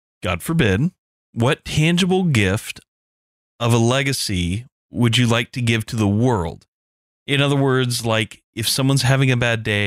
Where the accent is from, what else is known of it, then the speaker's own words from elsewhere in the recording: the South, United States; As a Southerner